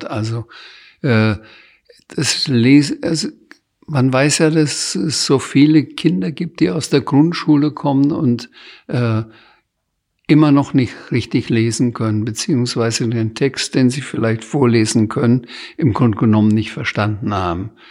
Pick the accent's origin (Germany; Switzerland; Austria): Germany; Bamberg, Bavaria; Ich kann in Bamberg durchaus durch die Stadt gehen, in meine Heimatstadt, ohne dass ich angesprochen werde.